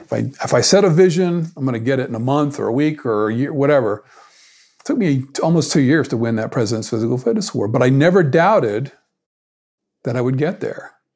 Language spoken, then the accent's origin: English; South Florida, United States; moved away as an adult; also born or lived in Atlanta, Georgia; I grew up in South Florida